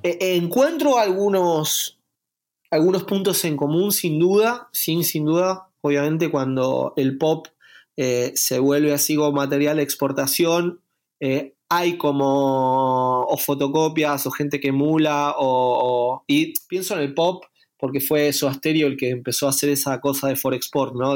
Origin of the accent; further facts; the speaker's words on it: Argentina; somos argentinos y nacimos acá